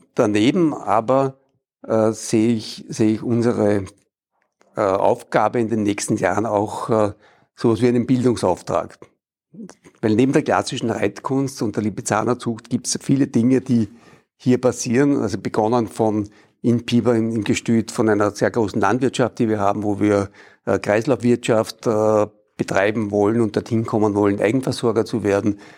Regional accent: Vienna, Austria; ich bin als Wiener mit der spanischen Hofreitschule aufgewachsen

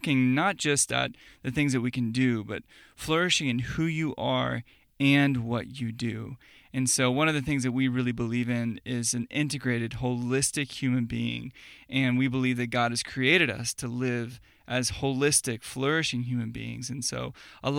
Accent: Texas, United States; moved away as an adult; also born or lived in Budapest, Hungary; we moved all the way from Budapest, Hungary, back to where we grew up, and that is the state of Texas. And so we're back here in Dallas, Texas now

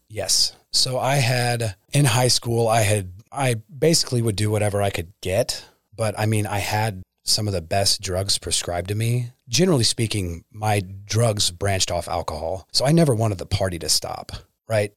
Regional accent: Pomona Lake, near Topeka, Kansas, United States; also born or lived in Wichita, Kansas; originally from Wichita, Kansas. Born there. My family moved to Pomona Lake, just south of Topeka

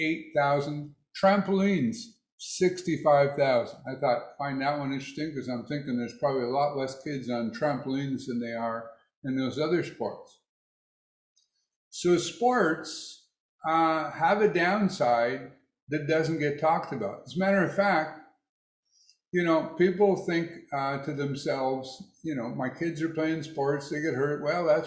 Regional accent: United States; Of course, as American, I'm guessing that in Canada, there's a lot more kids playing hockey.

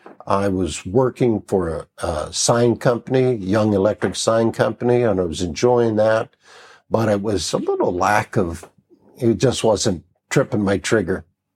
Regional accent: Las Vegas, Nevada, United States; moved away as an adult; also born or lived in Pennsylvania; I was born in Pennsylvania, raised in Las Vegas, Nevada, which was really a fun time as a kid there because Las Vegas, when I grew up, was small.

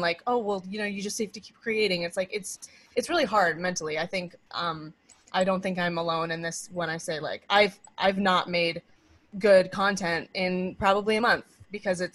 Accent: Maine, United States; now in New York City, United States; We're both from Maine, so we are, you know, set up to have the support of our family

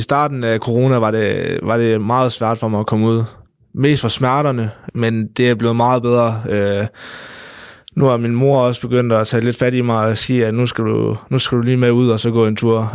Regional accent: North Jutland, North Denmark Region, Denmark; op i Nordjylland, øh, hvor jeg kommer fra

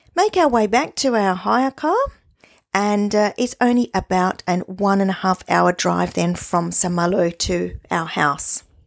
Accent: Australia; we are Australian, we're not English, or we're not German

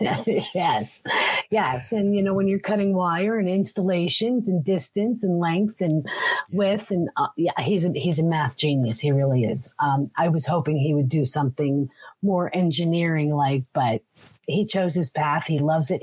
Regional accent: Allentown, Pennsylvania, United States; also born or lived in Fountain Hill, Pennsylvania / Coopersburg, Pennsylvania; I was born in 1965. Um, great year for cars. Um, so, um, in a town called Allentown, Pennsylvania

